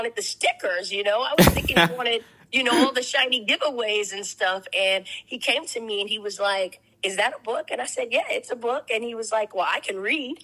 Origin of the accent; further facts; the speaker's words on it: Corpus Christi, Texas, United States; I am a small town girl from Corpus Christi, Texas